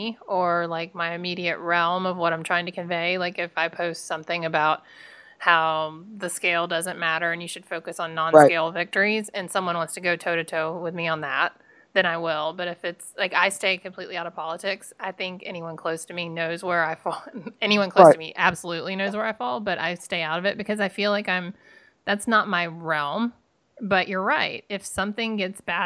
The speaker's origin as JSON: {"language": "English", "region": "the South", "country": "United States", "tie": "born or raised there", "said": "I grew up in the South"}